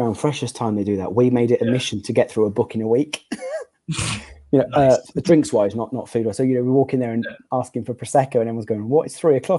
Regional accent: Gloucester, South West England, United Kingdom; moved away as an adult; now in London, United Kingdom; I grew up in Gloucester.

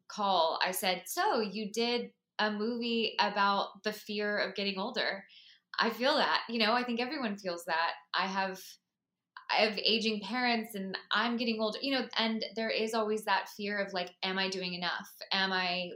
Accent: Florida, United States; moved away; I'm originally from Florida

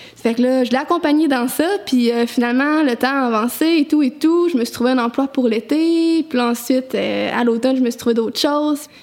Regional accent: Saint-Apollinaire, Quebec, Canada; moved away as an adult; now in Sainte-Anne-des-Monts, Canada; je viens de Saint-Apollinaire sur la rive sud de Québec

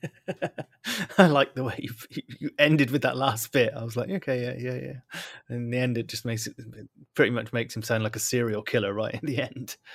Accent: Bristol, South West England, United Kingdom; accent: Bristolian; moved away; my my Bristolian accent has come back in force, despite the fact that I haven't lived in, lived in Bristol for a long time

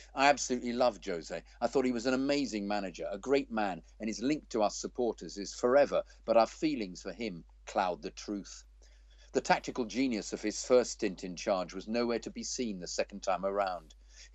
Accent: Zimbabwe; also born or lived in London, United Kingdom; I used to walk past there sometimes on my way home from work when I lived in London. Growing up in Zimbabwe, the only live European football you could watch was the FA Cup.

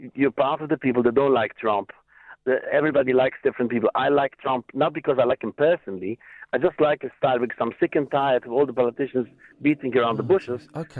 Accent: New York City, New York, United States; now in United Kingdom; my hometown. I was born in Brooklyn

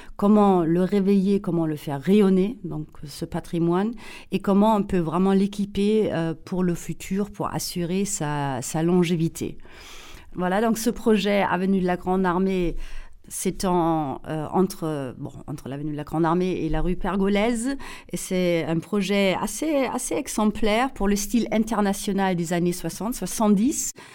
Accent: Saarbrücken, Saarland, Germany; accent: German; French is a second language; moved away as an adult; also born or lived in Paris; je suis allemande, mais allemande euh, née près de la frontière franco-allemande, à Saarbrücken. Euh, la frontière avec la France était à 800 mètres euh, de notre maison familiale.

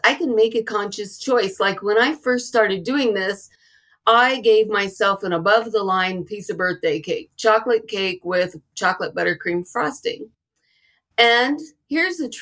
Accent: the South, United States; I was raised in the South

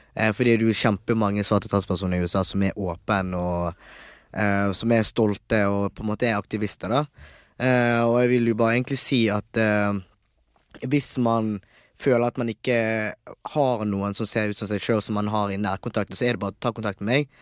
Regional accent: Bergen, Vestland, Norway; also born or lived in Tanzania; Jeg vokste opp i Bergen, som sagt, og jeg bodde i Nygårdsgaten

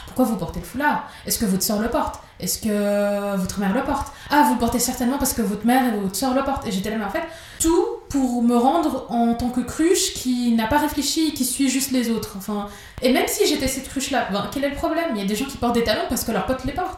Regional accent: Geneva, Switzerland; je suis de Genève.

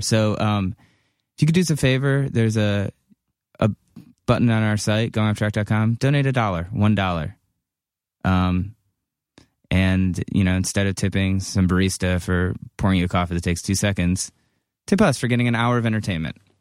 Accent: Cleveland, Ohio, United States; I'm from Cleveland

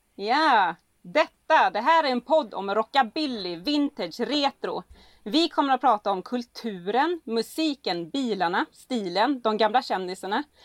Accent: Gällinge, Halland County, Sweden; från Gällinge, trebarnsmorsan

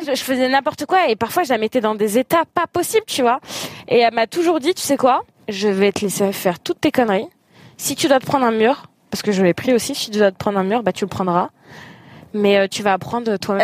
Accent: Algeria; je suis algérienne et célibataire

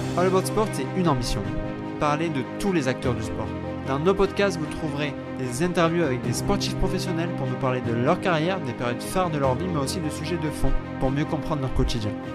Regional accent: France; en tant que Français, je vais dire en tant qu'européen mais on va dire plus précisément en tant que Français

